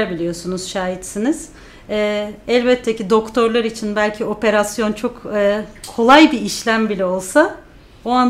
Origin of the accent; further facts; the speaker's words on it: İzmir, Turkey; moved away as an adult; now in United States; İzmirliyim. Ee, çok uzun, aslında 8 seneyi doldurmuş bile olduk.